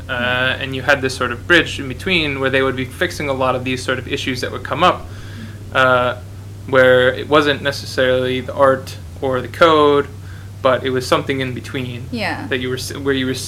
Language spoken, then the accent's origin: English; Minnesota, United States; I'm from Minnesota